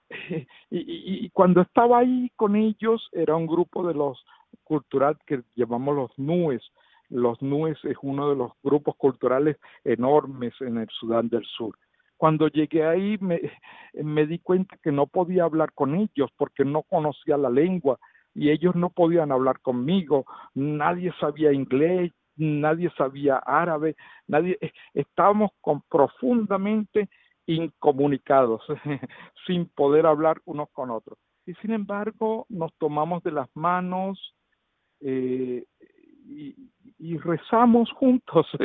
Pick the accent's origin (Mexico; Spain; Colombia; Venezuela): Venezuela; now in Uganda; inclusive aquí en Uganda somos seis venezolanos